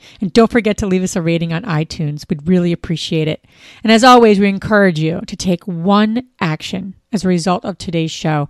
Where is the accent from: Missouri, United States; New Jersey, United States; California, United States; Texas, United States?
New Jersey, United States; we're all from Jersey